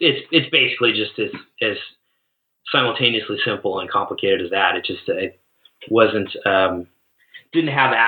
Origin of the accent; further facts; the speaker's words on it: Seattle, Washington, United States; moved away; also born or lived in Boise, Idaho; Born and raised in Seattle.